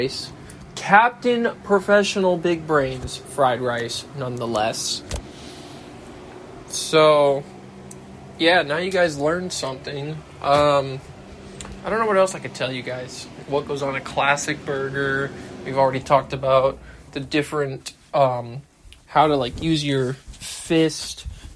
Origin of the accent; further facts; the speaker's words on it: United States; It's not my fault I'm American